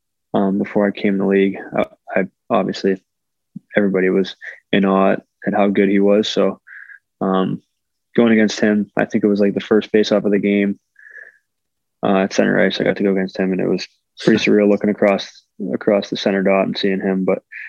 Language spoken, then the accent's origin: English; Pittsburgh, Pennsylvania, United States; growing up in Pittsburgh